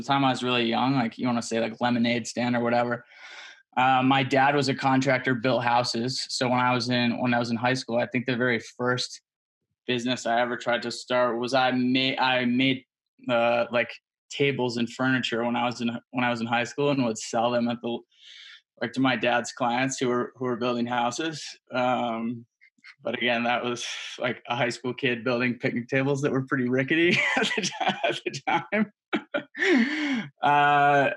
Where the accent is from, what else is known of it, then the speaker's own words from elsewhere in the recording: Michigan, United States; I grew up in Michigan